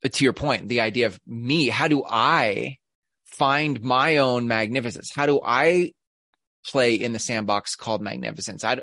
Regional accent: United States; I'm, I'm American. But I'm American, so you know, I, I say process.

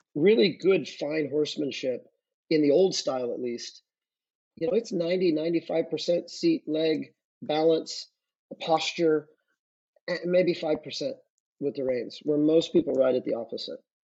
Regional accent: Santa Ynez, California, United States; the area where I grew up in San Ynez, Santa Barbara County

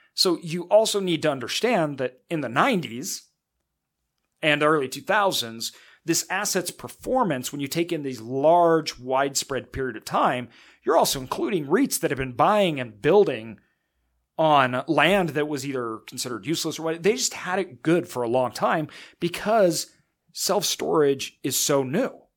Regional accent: Northwest, United States; I'm obviously from the Northwest

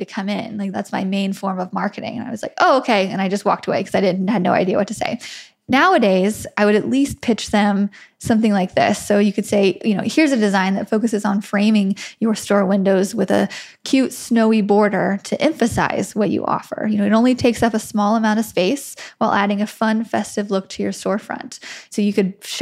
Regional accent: Wheatland, United States; my hometown of Wheatland, which is maximum 300 people in a very poor area

